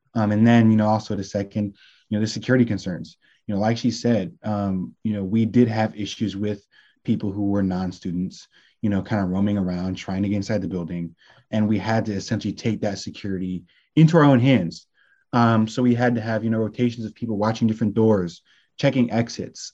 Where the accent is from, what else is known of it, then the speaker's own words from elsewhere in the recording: Bay Area, California, United States; now in Washington, D.C., United States; I'm a 22 year old senior legal communications major from Bay Area, California